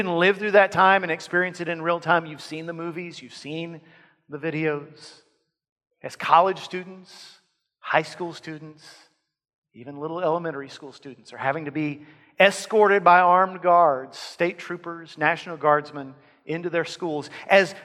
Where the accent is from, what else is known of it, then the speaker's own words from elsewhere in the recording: Lavaca County, Texas, United States; In my hometown, in my area, Lavaca County, where I grew up